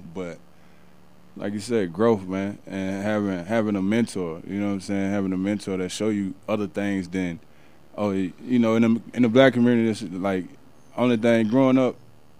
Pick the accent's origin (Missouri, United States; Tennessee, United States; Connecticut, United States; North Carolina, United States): Tennessee, United States; Memphis; I'm from South Memphis